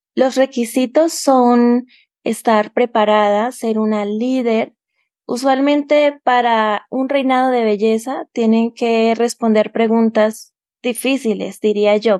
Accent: Bucaramanga, Santander, Colombia; moved away as an adult; now in Tunja, Colombia; soy de Colombia, vivo en Tunja, Boyacá, queda a dos horas de la capital Bogotá, Colombia. Y acá hace frío todo el año porque la altitud de Tunja es 2.883 metros sobre el nivel del mar, lo que lo hace con una temperatura muy fría. Em, pero nací en Bucaramanga

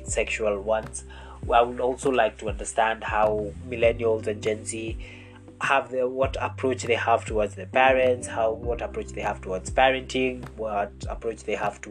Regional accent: Kenya; I am a Kenyan man

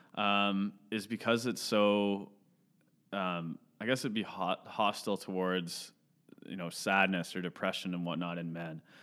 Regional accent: Caledon, Ontario, Canada; also born or lived in Mississauga; I grew up in Cheltenham. All my, all my budding memories and whatnot were from there, so I'd, would, I'd say I'm definitely from Caledon and not Mississauga

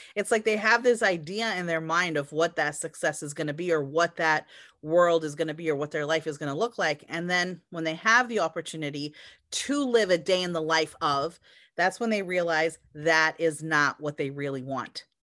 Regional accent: United States; also born or lived in Europe; I'm an American, I was born here

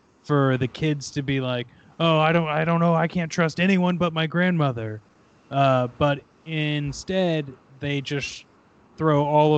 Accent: Kansas City, Missouri, United States; Well, I grew up in Missouri. A lot of my family had farmland in the Kansas City. Well, we grew up in the Kansas City area, but we had farmland like into those like weird nowhere pockets of Missouri.

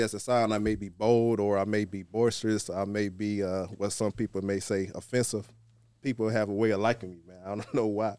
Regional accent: Muskegon Heights, Michigan, United States; now in Detroit, United States; I'm originally from Muskegon Heights

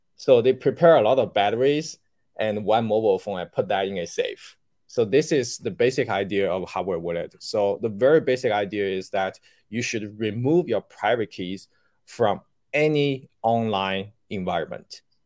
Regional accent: Shanghai, China; also born or lived in Beijing; I left the company to come back to my hometown. I was in Beijing at that time, so I came back to Shanghai

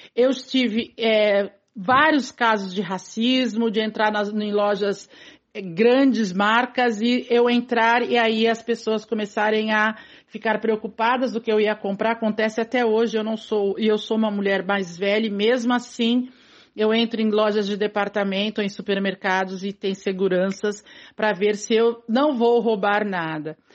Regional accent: São Vicente, São Paulo, Brazil; Eu sou de São Vicente, nascida em São Vicente, moro até hoje na periferia de São Vicente, no mesmo bairro que eu nasci, inclusive

